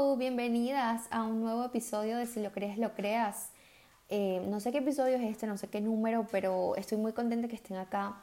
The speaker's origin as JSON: {"language": "Spanish", "country": "Venezuela", "said": "del país de donde yo soy, que es Venezuela"}